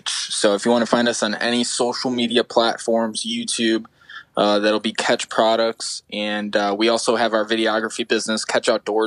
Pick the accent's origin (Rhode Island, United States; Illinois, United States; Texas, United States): Illinois, United States; Chicago; when I tell people I'm from Chicago, they get the whole downtown feel. And I'm like 20 minutes just west in a suburb of Chicago.